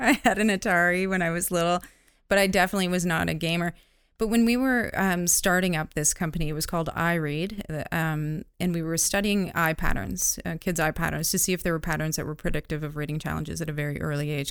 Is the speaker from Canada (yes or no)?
yes; North Bay, Ontario, Canada; I grew up in Northern Ontario, North, North Bay, Ontario.